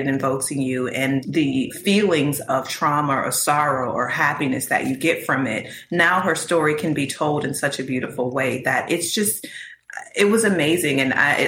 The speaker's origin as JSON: {"language": "English", "region": "Mississippi", "country": "United States", "tie": "born or raised there", "said": "I was born in Mississippi, and my family, of course, spent their adulthood in Mississippi"}